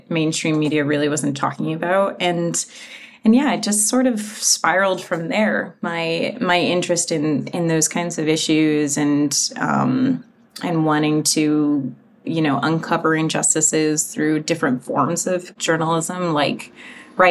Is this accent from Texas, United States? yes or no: no; Connecticut, United States; moved away; I grew up in a very rural part of Connecticut